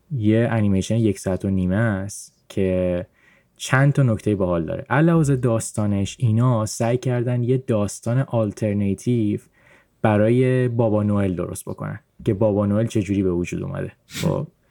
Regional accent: Iran; من به عنوان کسی که تو ایران بزرگ شدم

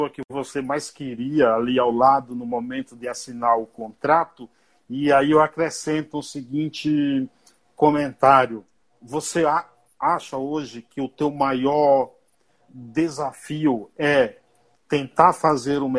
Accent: Bahia, Brazil; Que ir eu sou baiano, viu? Eu sou baiano. Não fala mal da Bahia

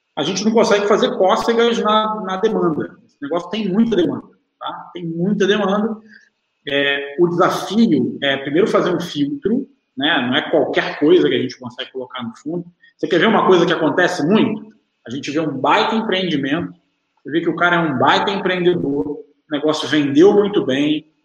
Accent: Rio de Janeiro, Brazil; also born or lived in São Paulo; nasci fui criado no Rio de Janeiro, estou sempre aqui em São Paulo

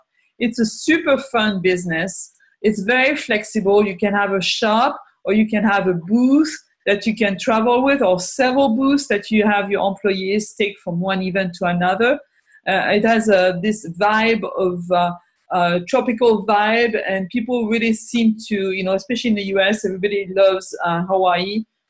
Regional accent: France; English is a second language; moved away as an adult; now in United States; You know, I came from France 30 years ago, and especially then, now maybe it's a little bit different, but still, there is a lot less red tape to start a business here than there was in France at that time.

